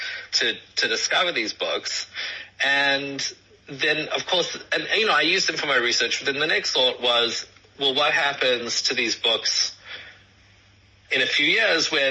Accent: South Africa; now in United States; as South African Jews, we all understand that most of us are Litvaks

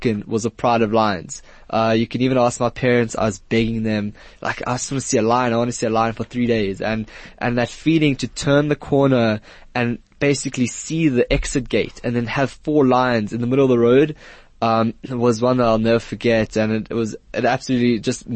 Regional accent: Johannesburg, Gauteng, South Africa; also born or lived in Israel; I lived in Israel until I was 8, and then I moved here, and I've been living here and growing up here

